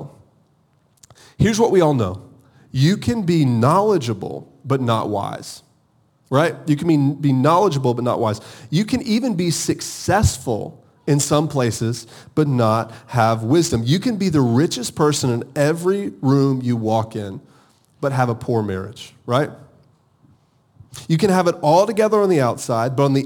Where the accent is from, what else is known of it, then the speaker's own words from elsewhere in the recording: Augusta, Georgia, United States; moved away; also born or lived in Charleston, South Carolina; I'm from Augusta, Georgia.